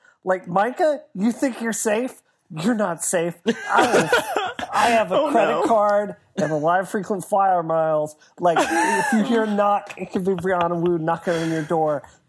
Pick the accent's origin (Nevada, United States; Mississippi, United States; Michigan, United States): Mississippi, United States; I grew up in Mississippi.